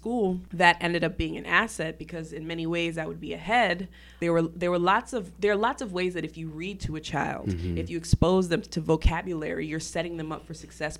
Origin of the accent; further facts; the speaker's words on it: Syracuse, New York, United States; So I did well in school growing up in Syracuse.